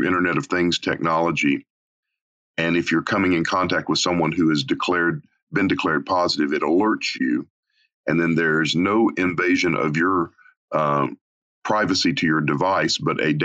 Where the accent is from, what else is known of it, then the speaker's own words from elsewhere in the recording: Arkansas, United States; moved away; a small town, my hometown in Arkansas